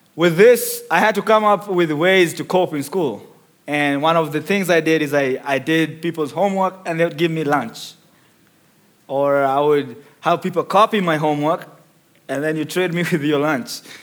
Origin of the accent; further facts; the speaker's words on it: Nairobi, Kenya; moved away; I was born in the second largest slum in Kenya called Mathare, which is in Nairobi as well.